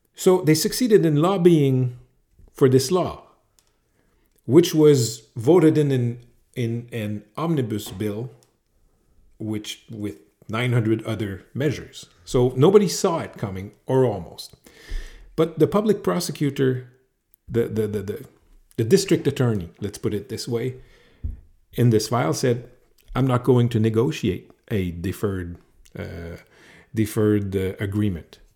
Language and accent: English; Montreal, Quebec, Canada; not from Toulouse, from Montreal, like ten kilometers from here.